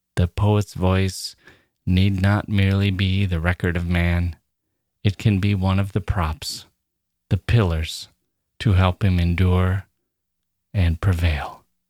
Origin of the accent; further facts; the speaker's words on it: United States; As an American